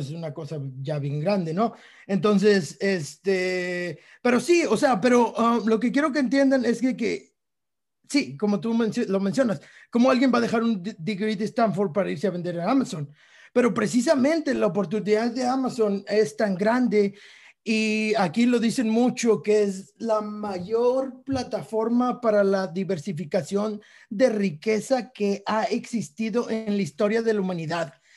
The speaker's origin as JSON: {"language": "Spanish", "country": "Mexico", "said": "como mexicanos"}